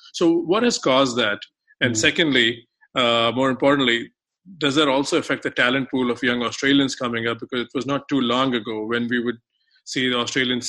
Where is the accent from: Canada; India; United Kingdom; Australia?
India; now in United States; growing up in India